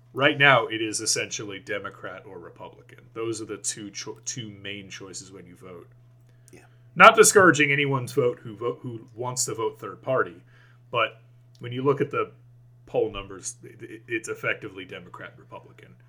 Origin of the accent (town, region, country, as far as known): United States